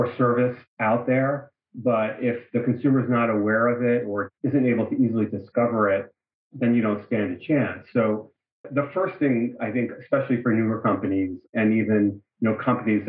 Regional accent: New York, United States; moved away as an adult; also born or lived in Bay Area; now in Los Angeles, United States; I'm originally from New York

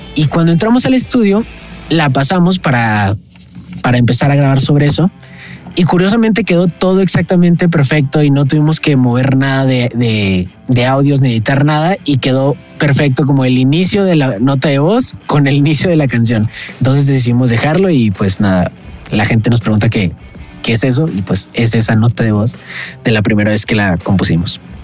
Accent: Saltillo, Coahuila, Mexico; now in Mexico City, Mexico; soy un cantautor de Saltillo, actualmente vivo en la Ciudad de México

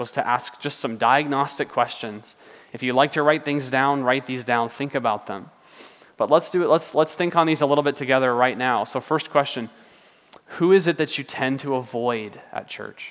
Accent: United States; we're American

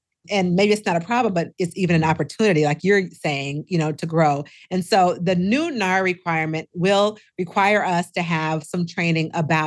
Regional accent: Seattle, Washington, United States; also born or lived in Minnesota; now in Texas, United States; I'm originally from Seattle and I lived in Minnesota for 25 years and now I live in Texas

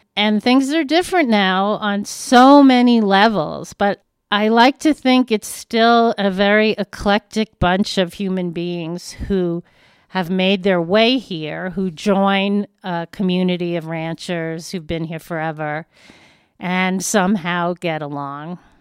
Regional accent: New York, United States; moved away as an adult; now in Westcliffe, United States; am a Jew from New York

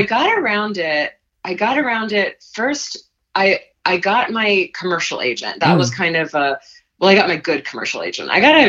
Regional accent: Malaysia; now in Los Angeles, United States; I grew up in Malaysia and we had an expatriate school. We did plays and musicals there.

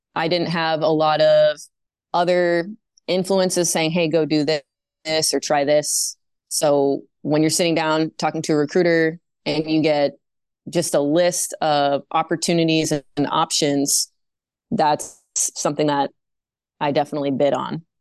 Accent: Maine, United States; moved away as an adult; also born or lived in North Dakota / New Jersey; I was living in my home state, the great state of Maine

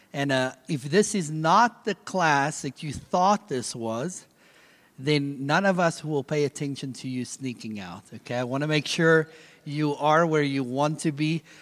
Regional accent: South Africa; moved away; I'm originally from South Africa

